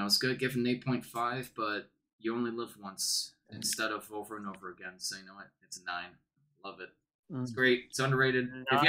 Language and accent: English; Canada; We're Canadian, right?